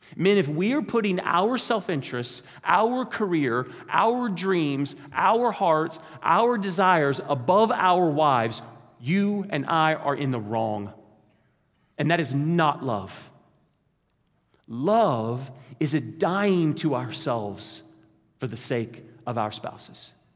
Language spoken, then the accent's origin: English; Kansas, United States; we're from Kansas